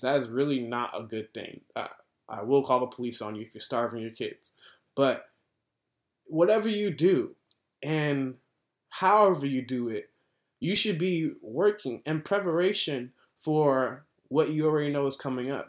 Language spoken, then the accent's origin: English; United States; as an American